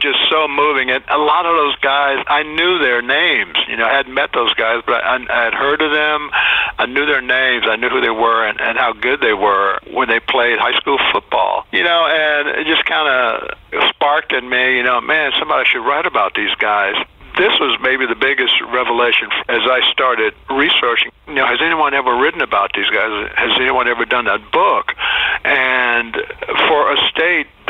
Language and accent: English; Houston, Texas, United States; growing up in Houston during the segregated era